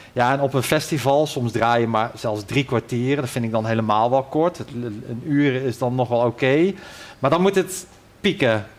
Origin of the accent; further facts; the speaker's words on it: Ossendrecht, North Brabant, Netherlands; now in Hoogstraten, Belgium; ik kom eigenlijk uit, eh, uit West-Brabant, Ossendrecht